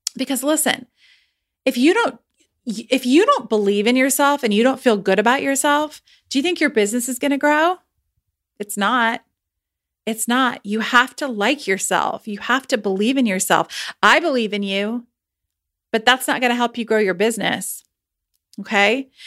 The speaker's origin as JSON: {"language": "English", "country": "United States", "said": "I'm American"}